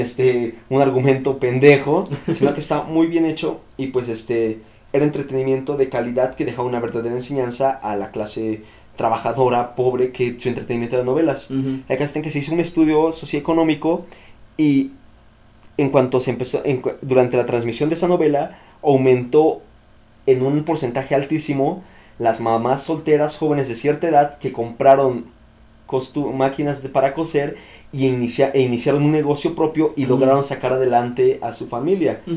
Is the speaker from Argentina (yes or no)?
no; Mexico